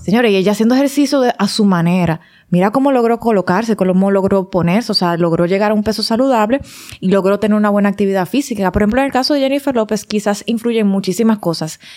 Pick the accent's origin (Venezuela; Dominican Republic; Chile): Dominican Republic; Santiago; moved away; yo que vengo de mi campito de Santiago, que lo extraño todos los días